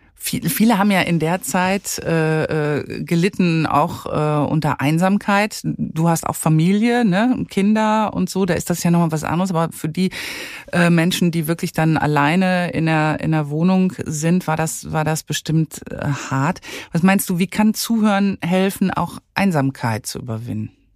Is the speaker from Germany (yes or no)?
yes; Germany; hier bei uns in Deutschland